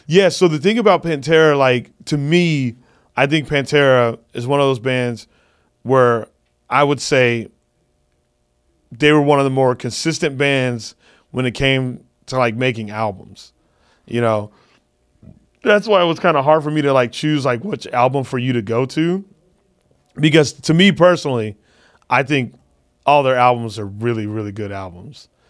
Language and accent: English; Phoenix, Arizona, United States; moved away; I'm doing a one-nighter in Phoenix in the hometown